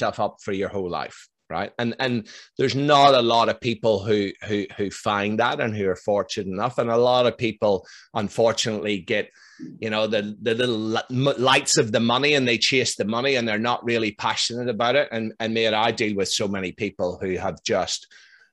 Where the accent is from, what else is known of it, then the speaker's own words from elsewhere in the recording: Northern Ireland, United Kingdom; now in Melbourne, Australia; I'm from Northern Ireland